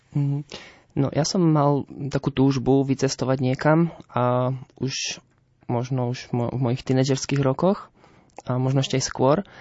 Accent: Nemešany, Prešov Region, Slovakia; ja pochádzam z Nemešian, to je dedina pri Levoči

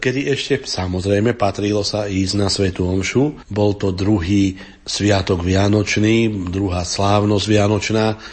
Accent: Upper Zemplín, Slovakia; na Hornom Zemplíne v mojom rodnom kraji

